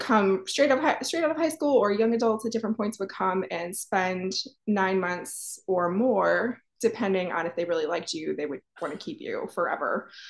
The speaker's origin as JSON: {"language": "English", "region": "Ohio", "country": "United States", "also_born_or_lived": "Pennsylvania", "said": "and I'm from Ohio, Pennsylvania, both actually."}